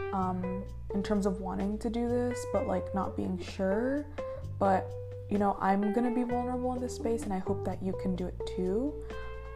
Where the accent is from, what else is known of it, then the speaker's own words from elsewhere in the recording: United States; I was born here in the United States